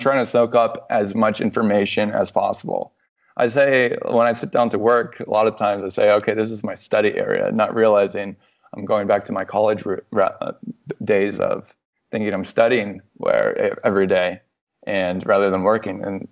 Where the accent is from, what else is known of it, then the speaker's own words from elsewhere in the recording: Orlando, Florida, United States; moved away as an adult; also born or lived in New York / St. Louis / Chicago / Denver; I was born in Orlando